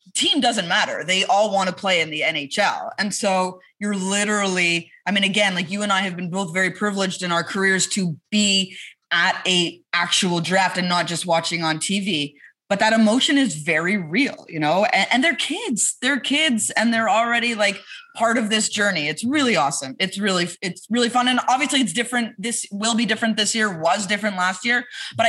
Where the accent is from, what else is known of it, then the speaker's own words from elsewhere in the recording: Montreal, Quebec, Canada; moved away; I'm from Montreal